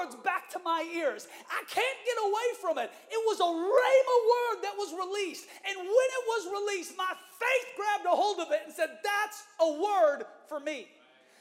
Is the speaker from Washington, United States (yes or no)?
yes; Seattle, Washington, United States; moved away; I had the privilege of preaching in the church that I was raised in Seattle, Washington